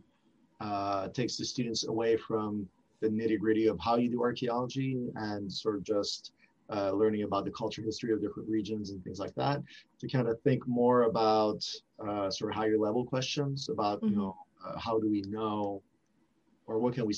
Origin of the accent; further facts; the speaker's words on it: Montreal, Quebec, Canada; first language French; English is a second language; moved away as an adult; I grew up speaking French in this city, and I teach in French